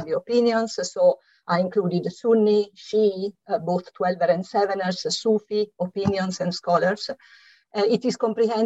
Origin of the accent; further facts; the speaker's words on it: Italy; English is a second language; moved away as an adult; now in London, United Kingdom; as you can hear from my slight accent, I'm Italian, and it is here that I lived through the exciting 1970s